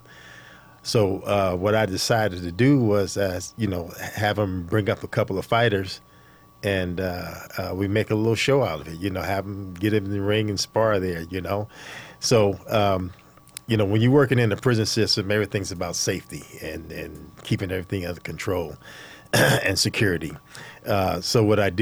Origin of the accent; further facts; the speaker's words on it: New York City, New York, United States; I grew up in Brooklyn, New York, and I started out in martial arts